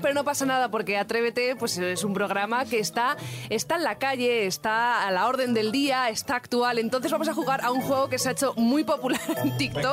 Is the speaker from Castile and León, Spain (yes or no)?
no; Madrid, Community of Madrid, Spain; Yo también soy madrileña